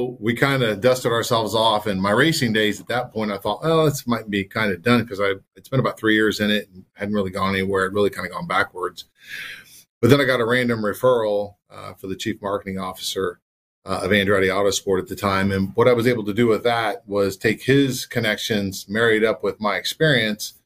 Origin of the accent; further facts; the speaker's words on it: Anderson, Indiana, United States; I grew up in Anderson, Indiana, so I went to the Anderson Speedway a lot as a kid